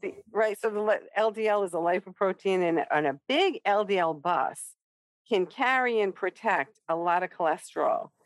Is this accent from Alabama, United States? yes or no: no; Rhode Island, United States; I am from Rhode Island